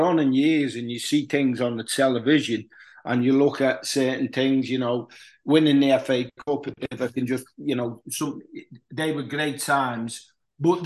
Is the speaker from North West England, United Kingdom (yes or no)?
yes; Huyton, North West England, United Kingdom; also born or lived in Liverpool; a kid who was brought up in Highton, which is just outside Liverpool. I was born in Liverpool.